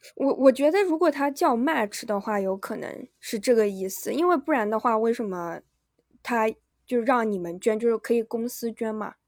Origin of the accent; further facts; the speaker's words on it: Yunnan, China; moved away; 我们是云南的